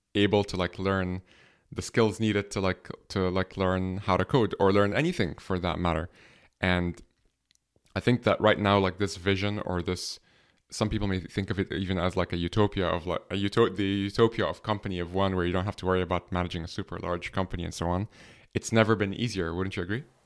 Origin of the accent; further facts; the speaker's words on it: Egypt; now in Dublin, Ireland; I'm from Egypt, but I'm based here in Ireland